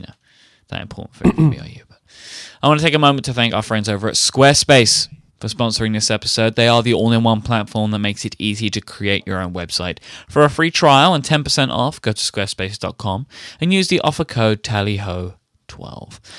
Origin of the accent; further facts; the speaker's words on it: United Kingdom; I'm British